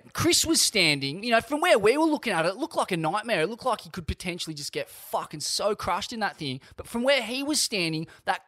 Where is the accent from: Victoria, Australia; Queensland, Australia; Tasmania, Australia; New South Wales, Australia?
New South Wales, Australia; Sydney; Growing up in Sydney